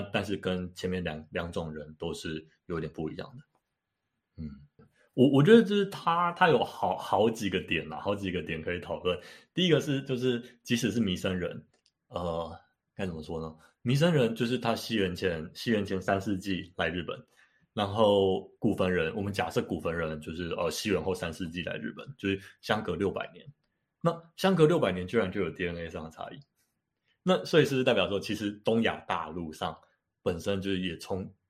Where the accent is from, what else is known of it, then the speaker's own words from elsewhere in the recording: Taiwan; 我是纯的台湾人